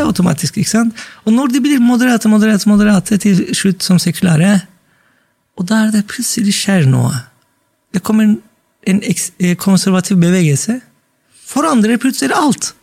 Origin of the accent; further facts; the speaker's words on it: Turkey; now in Norway; jeg sa jeg er fra Tyrkia